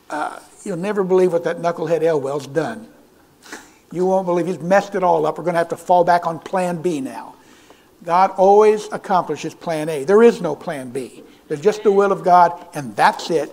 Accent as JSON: {"language": "English", "region": "California", "country": "United States", "tie": "born or raised there", "moved": "yes", "said": "When I was a young boy, I grew up in California"}